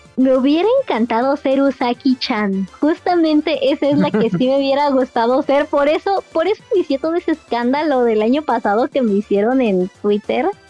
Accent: Querétaro, Mexico; moved away as an adult; soy de Querétaro, me tuve que regresar a Querétaro

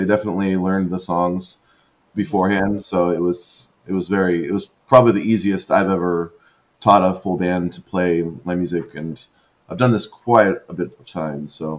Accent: San Diego, California, United States; I grew up in San Diego, so I've just been from California my whole life.

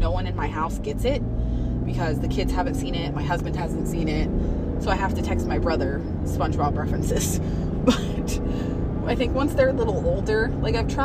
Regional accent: West Virginia, United States; moved away as an adult; also born or lived in Ohio; now in Maine, United States; I am from West Virginia, so we moved here in 2020

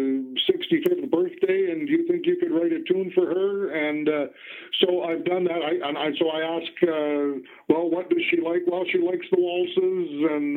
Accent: Western Canada, the Prairies, Canada; we grew up in Western Canada on the prairies

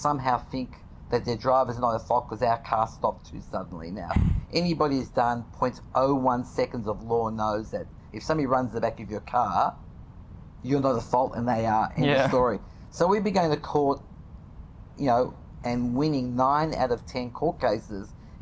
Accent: Australia; I'm this nobody from Australia

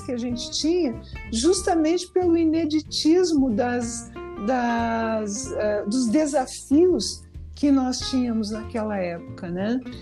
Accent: Rio Grande do Sul, Brazil; eu sou do Rio Grande do Sul

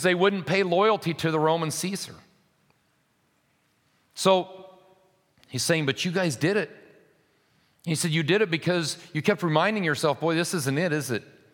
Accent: United States; We live in an anomaly as American Christians

